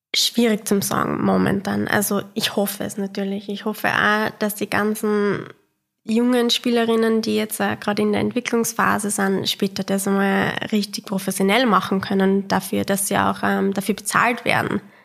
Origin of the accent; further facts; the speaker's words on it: Austria; wir sind halt aus Österreich